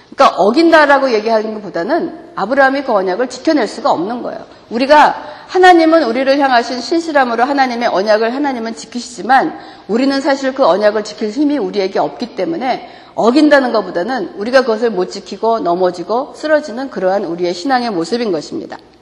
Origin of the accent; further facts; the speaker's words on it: South Korea; 우리가 한국인으로서는